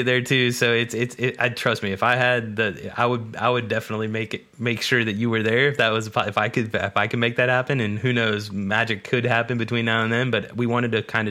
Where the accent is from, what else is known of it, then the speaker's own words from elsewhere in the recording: Charlotte, North Carolina, United States; I was born and raised in Charlotte